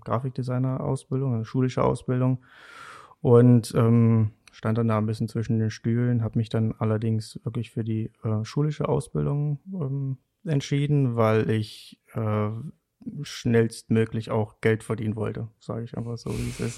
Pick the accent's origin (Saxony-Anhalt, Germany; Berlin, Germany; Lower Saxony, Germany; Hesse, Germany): Saxony-Anhalt, Germany; moved away as an adult; ich komme ursprünglich aus Sachsen-Anhalt